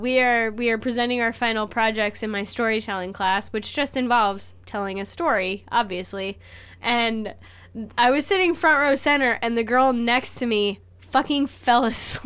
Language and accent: English; India; But I'm from India, so you can't even tell me that I'm wrong.